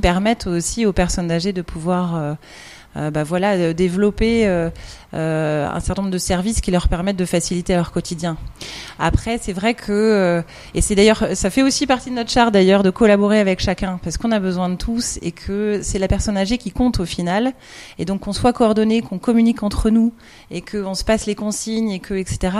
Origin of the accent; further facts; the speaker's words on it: France; accent: French; now in Belgium; j'ai un, un, bagage à mon accent français